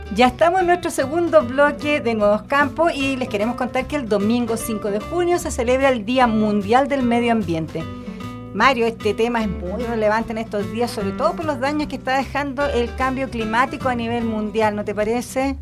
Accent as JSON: {"language": "Spanish", "country": "Chile", "said": "nosotros como chilenos"}